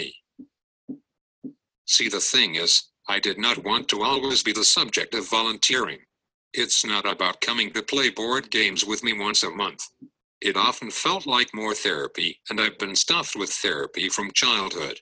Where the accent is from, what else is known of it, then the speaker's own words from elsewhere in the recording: Cupertino, California, United States; I grew up in Cupertino in the South Bay